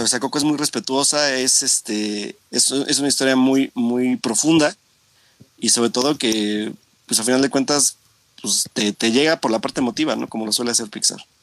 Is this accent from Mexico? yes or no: yes; Mexico; como mexicano